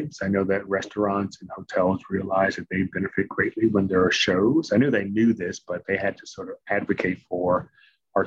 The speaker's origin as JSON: {"language": "English", "town": "Washington", "region": "District of Columbia", "country": "United States", "tie": "born or raised there", "also_born_or_lived": "Maryland / Massachusetts", "moved": "as an adult", "said": "Born and raised in Lower Northwest, D.C., product of D.C. public schools"}